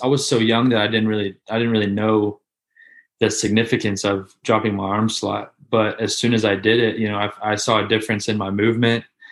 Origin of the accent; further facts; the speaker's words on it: Gainesville, Florida, United States; I grew up in Gainesville. So, which is right where the University of Florida